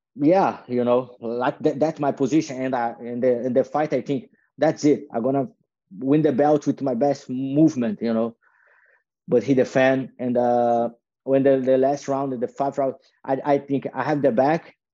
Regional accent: Copacabana, north of Rio, Rio de Janeiro, Brazil; English is a second language; moved away; I moved to like a uh, North Rio, is a small city with a thirty thousand people

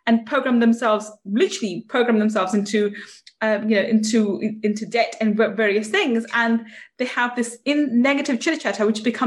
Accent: England, United Kingdom; being English

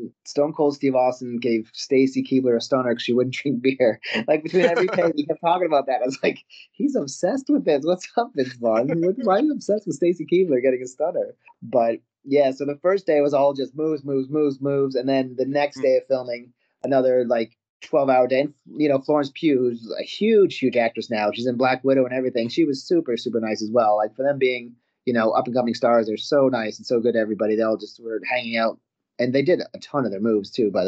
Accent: Canada; moved away; I'm originally from Canada

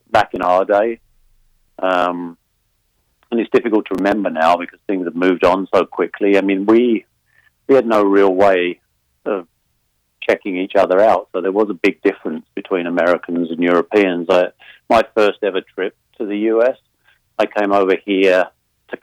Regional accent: United Kingdom

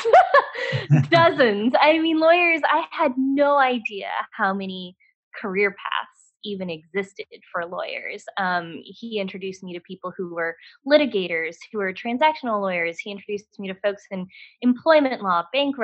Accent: Dallas, Texas, United States; moved away as an adult; also born or lived in New Hampshire; I was born and raised in Dallas-Fort Worth, Texas.

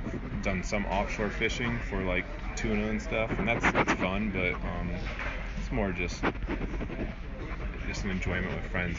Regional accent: Ohio, United States; in Ohio when I was from

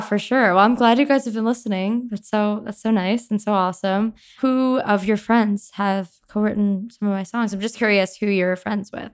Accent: Long Island, New York, United States; I am from Long Island, New York

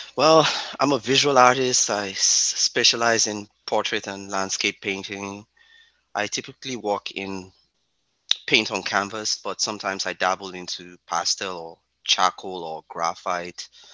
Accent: Lagos, Nigeria; now in Nova Scotia, Canada; I grew up in the bustling city of Lagos

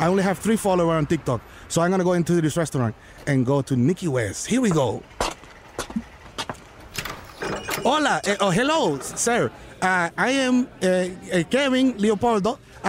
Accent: Dominican Republic; English is a second language; I'm from Dominican.

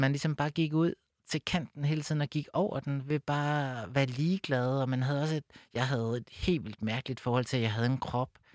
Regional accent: Copenhagen, Capital Region of Denmark, Denmark; jeg voksede op ude på Amager

